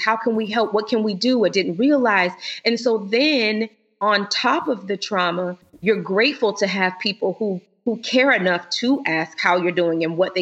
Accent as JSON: {"language": "English", "region": "Florida", "country": "United States", "moved": "yes", "lives_now": "Illinois, United States", "said": "We're originally from Florida"}